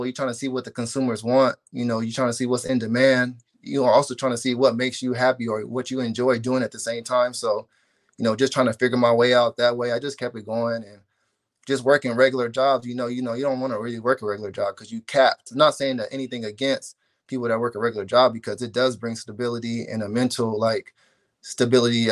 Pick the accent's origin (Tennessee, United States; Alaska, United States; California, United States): California, United States; Corona; I grew up on Taylor Avenue in Corona